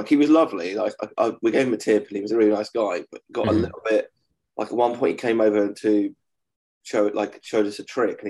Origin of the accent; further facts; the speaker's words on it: United Kingdom; I'm British and I'm from the south.